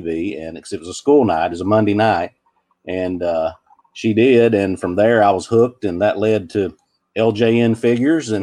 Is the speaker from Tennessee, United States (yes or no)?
yes; Cookeville, Tennessee, United States; accent: thick northern (joking; southern); I was born and raised in Middle Tennessee, lived here my whole life